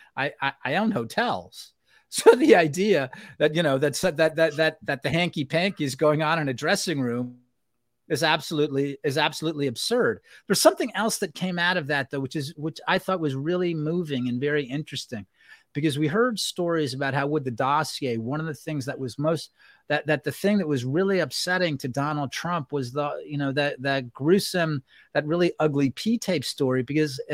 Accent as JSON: {"language": "English", "town": "New York City", "region": "New York", "country": "United States", "tie": "born or raised there", "said": "I grew up in New York. I knew what the New York of that time looked like"}